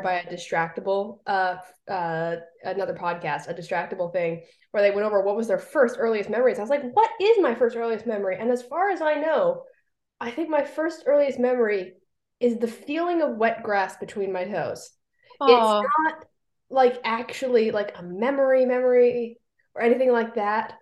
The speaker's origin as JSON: {"language": "English", "region": "Hawaii", "country": "United States", "tie": "born or raised there", "moved": "yes", "said": "I grew up in Hawaii for a lot of my younger years"}